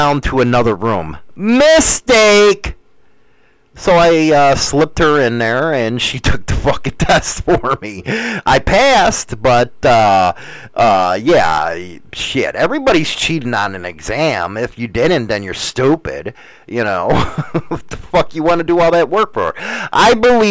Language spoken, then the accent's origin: English; United States; I'm American